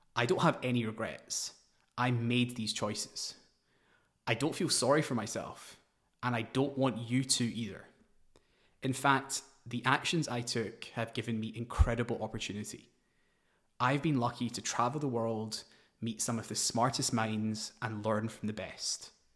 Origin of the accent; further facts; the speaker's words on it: Glasgow, Scotland, United Kingdom; moved away as an adult; also born or lived in New Delhi / London; I was born in Glasgow, Scotland. After a few years, we moved to New Delhi, but my parents moved us back for a better education. I played tennis and cricket for Scotland in my teens